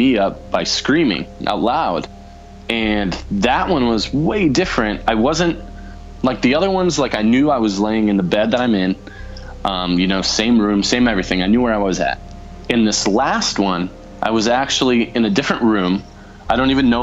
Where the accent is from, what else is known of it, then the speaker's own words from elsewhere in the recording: South Dakota, United States; now in Las Vegas, United States; I grew up in South Dakota, and one of the houses I lived in there was really haunted